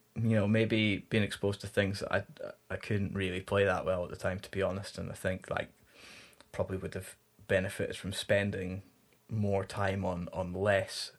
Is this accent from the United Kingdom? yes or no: yes; the Highlands, Scotland, United Kingdom; moved away; growing up in the Highlands